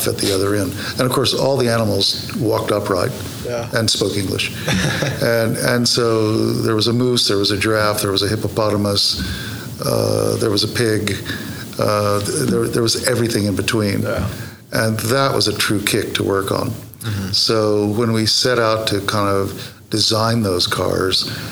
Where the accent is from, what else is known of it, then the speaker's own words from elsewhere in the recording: United States; moved away as an adult; now in London, United Kingdom; This is my home state